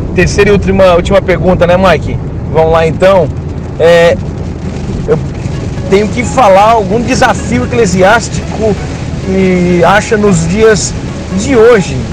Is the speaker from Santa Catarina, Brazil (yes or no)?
yes; Criciúma, Santa Catarina, Brazil; Nós somos aqui de Criciúma, Santa Catarina.